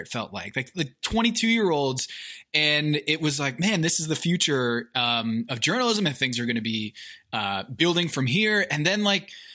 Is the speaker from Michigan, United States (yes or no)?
no; Westport, Connecticut, United States; Westport, Connecticut, which is where I grew up